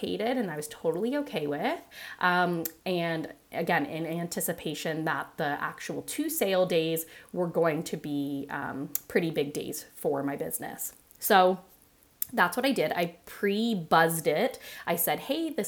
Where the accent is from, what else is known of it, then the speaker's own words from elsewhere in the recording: Canada; Being a Canadian myself, a Canadian nutritionist myself